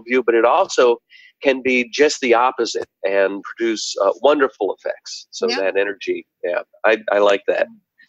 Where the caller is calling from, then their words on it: California, United States; Now, as a New Yorker, you may have a different perspective on that. I'm speaking from California here.